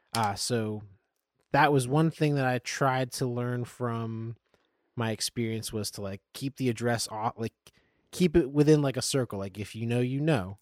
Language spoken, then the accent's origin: English; Nazareth, Pennsylvania, United States; moved away as an adult; now in Lancaster, United States; I come from the Lehigh Valley. I'm from Nazareth, Pennsylvania